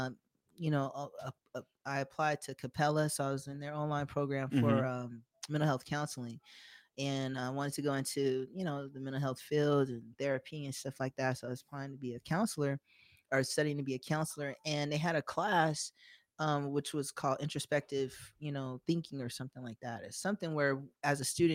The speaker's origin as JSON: {"language": "English", "town": "Las Vegas", "region": "Nevada", "country": "United States", "tie": "born or raised there", "said": "I'm born and raised in Vegas, so I'm native. I'm homegrown."}